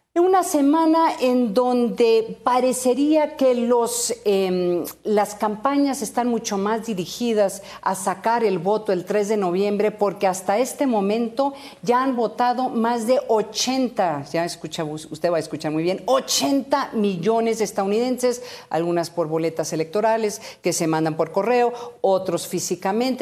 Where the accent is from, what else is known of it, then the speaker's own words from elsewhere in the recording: Sonora, Mexico; en mi tierra como en Sonora